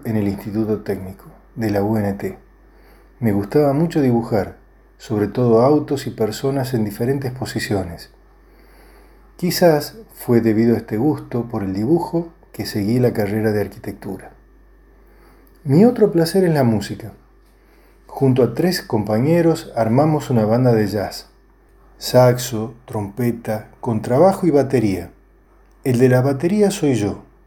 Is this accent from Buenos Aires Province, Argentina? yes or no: no; San Miguel de Tucumán, Tucumán, Argentina; also born or lived in Madrid, Spain; Nací en Madrid en el año 49, el mismo año en que mi padre fue contratado por la Facultad de Artes de Tucumán para enseñar metalistería artística. Unos años después, mi madre viajó conmigo. Fui a la escuela Mitra en la primaria